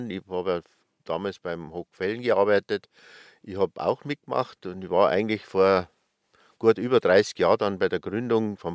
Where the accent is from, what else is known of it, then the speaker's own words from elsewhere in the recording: Schliersee, Bavaria, Germany; Ich komme aus dem tiefsten Oberbayern, aus Schliersee.